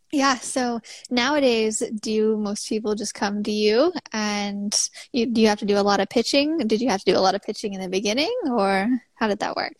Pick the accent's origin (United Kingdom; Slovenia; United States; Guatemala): United States; Midwest; also born or lived in Missouri; I'm from the Midwest